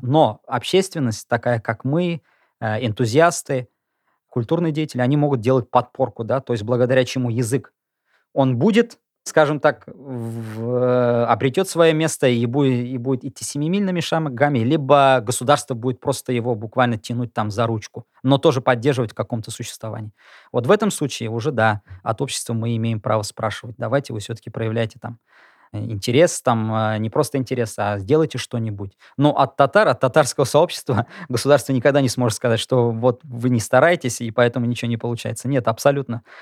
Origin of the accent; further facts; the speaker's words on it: Bashkortostan, Russia; now in Kazan, Russia; я сам из Башкирии, я изучал татарский язык как предмет до седьмого класса